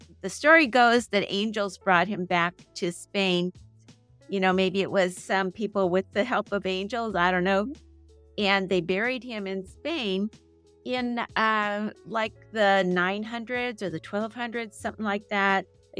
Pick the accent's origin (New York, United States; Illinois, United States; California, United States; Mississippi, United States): California, United States; San Diego; I was born in San Diego and I grew up here.